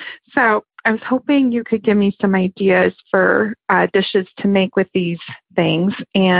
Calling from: Oakland, California, United States

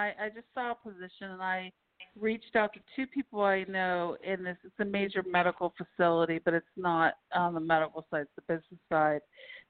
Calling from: Pennsylvania, United States; from Pennsylvania.

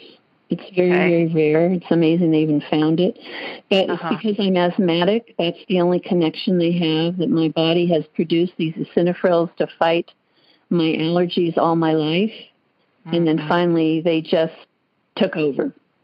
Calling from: Pleasanton, California, United States; and I'm from Pleasanton, California.

